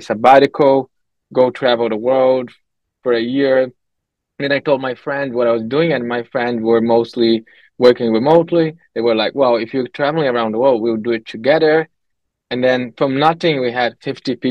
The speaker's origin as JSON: {"language": "English", "country": "Brazil", "tie": "born or raised there", "also_born_or_lived": "Canada", "moved": "as an adult", "said": "I'm from Brazil. So I grew up there, lived there for the first good 20 years of my life"}